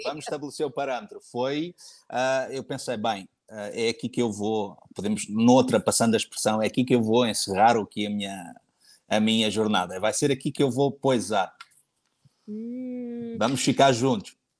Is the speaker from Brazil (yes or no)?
no; Cascais, Lisbon, Portugal; moved away as an adult; also born or lived in Abu Dhabi; voltei para Lisboa, que é a minha cidade natal, Cascais, para ser mais preciso